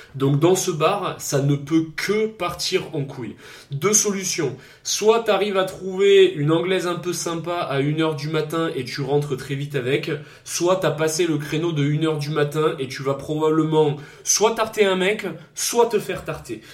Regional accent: Provence-Alpes-Côte d'Azur, France; accent: southern (south-east); je suis forcément donc euh, du sud-est, j'ai l'accent du sud, est, pas du sud-ouest

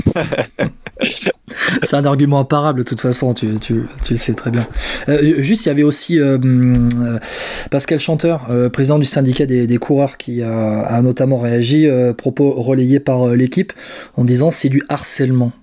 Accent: France; on est français

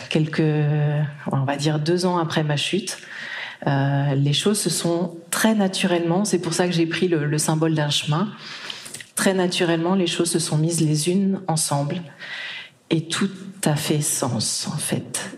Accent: Brittany, France; moved away; also born or lived in Japan; j'ai grandi en Bretagne

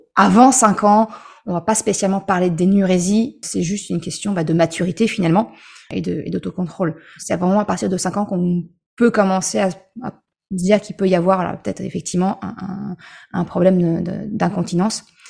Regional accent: Normandy, France; je suis normande

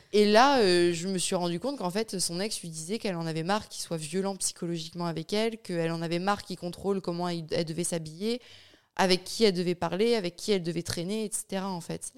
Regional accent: France; moved away as an adult; also born or lived in Bayonne; now in Luxembourg; j'ai quitté la France je vis au Luxembourg

